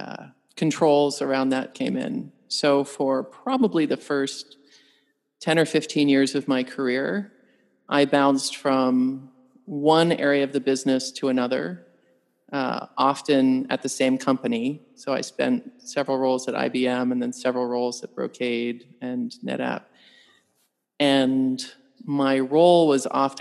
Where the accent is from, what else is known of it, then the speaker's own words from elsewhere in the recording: Canada; moved away; I'm an engineer by training. I'm a Canadian.